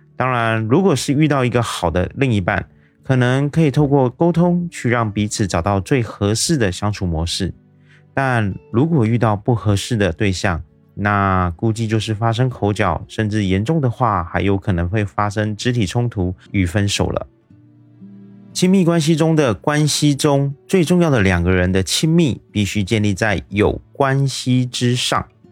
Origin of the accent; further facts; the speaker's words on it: Taiwan; 我是一位来自台湾的一位小哥哥